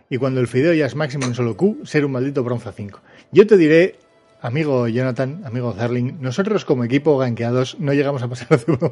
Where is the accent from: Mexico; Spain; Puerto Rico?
Mexico; Pues hola … soy de México.